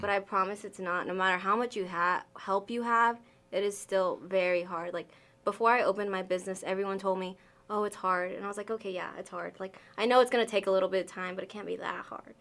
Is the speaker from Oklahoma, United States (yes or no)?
no; Arkansas, United States; also born or lived in Wyoming; I grew up here. Uh, I was moved here when I was six months old